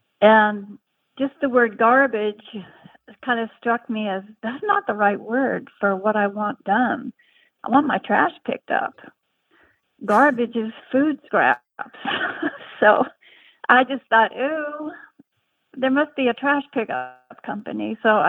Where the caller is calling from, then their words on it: Shelton, Washington, United States; also born or lived in San Diego; Hi, this is …. I'm calling from Shelton, Washington.